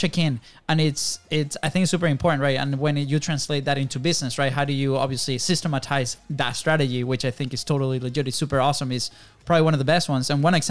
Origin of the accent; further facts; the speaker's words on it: Venezuela; moved away; we grew up in Venezuela